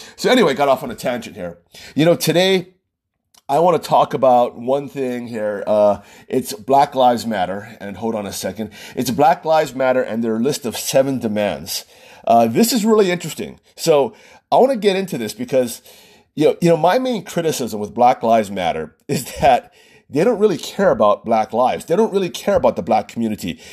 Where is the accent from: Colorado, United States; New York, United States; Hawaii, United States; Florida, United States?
Hawaii, United States; Oahu; also born or lived in California; I was born and raised in Oahu